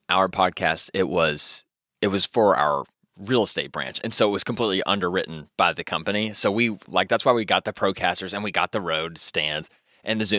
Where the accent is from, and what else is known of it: Louisville, Kentucky, United States; born or raised there